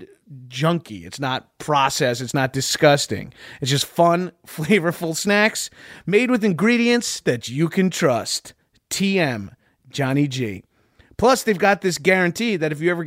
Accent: Long Island, New York, United States; I'm from Long Island, albeit I'm not Jewish

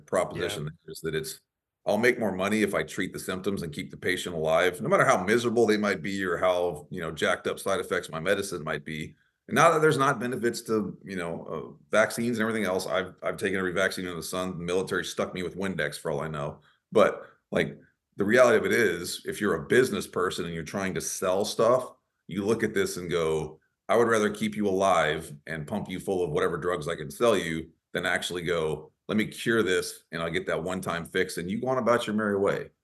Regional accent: near Dallas, Texas, United States; that's near my hometown

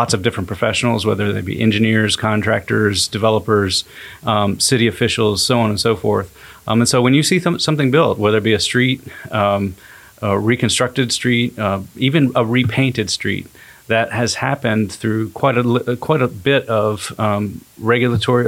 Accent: Maryland, United States; also born or lived in Knoxville, Tennessee; now in Chattanooga, United States; I'm originally from Maryland, and I moved to the Chattanooga area

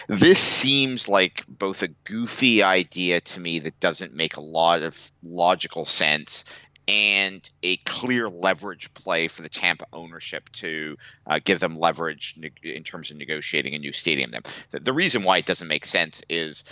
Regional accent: Montreal, Quebec, Canada; moved away as an adult; I'm not just Canadian. I grew up in Montreal. I grew up an Expos fan. My last year living in Montreal was 1994.

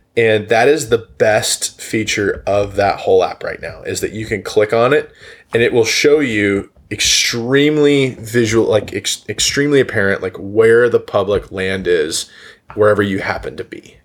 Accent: the East, United States; moved away; also born or lived in Oklahoma; I grew up in the East

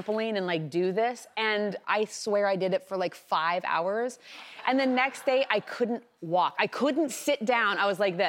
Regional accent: Lincoln, Nebraska, United States; the same hospital I was born in Lincoln, Nebraska

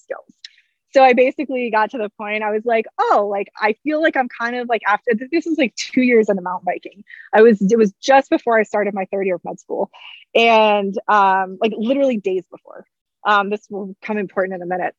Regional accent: Hampton Roads area, southeast Virginia, United States; I'm from Virginia originally, but I grew up in southeast part of Virginia, which is like Hampton Roads area

